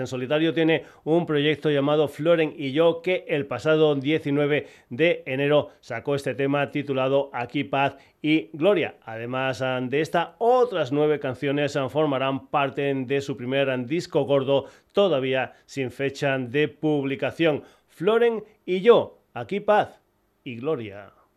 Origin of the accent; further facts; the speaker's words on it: Badajoz, Extremadura, Spain; por mi tierra, en Off Cultura, en Badajoz